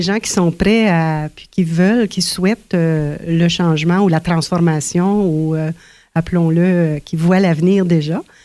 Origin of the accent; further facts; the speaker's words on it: Ontario, Canada; quand on est euh, francophone, on est franco-ontarien, francophone dans une, une masse majoritaire.